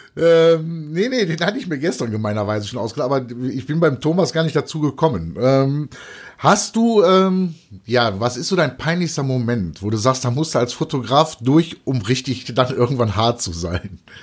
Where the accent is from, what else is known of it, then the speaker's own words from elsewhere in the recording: Cologne, North Rhine-Westphalia, Germany; ich als, als Kölner